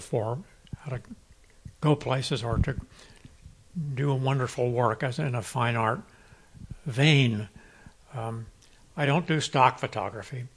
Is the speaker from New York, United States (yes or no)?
no; Santa Barbara, California, United States; also born or lived in Europe; I'm a Santa Barbara kid. I grew up here